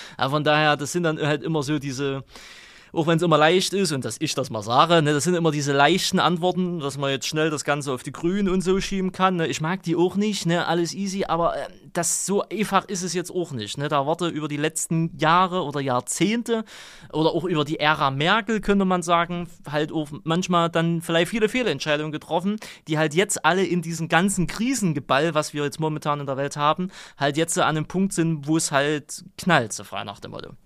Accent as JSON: {"language": "German", "region": "East Germany", "country": "Germany", "said": "bei uns im Osten"}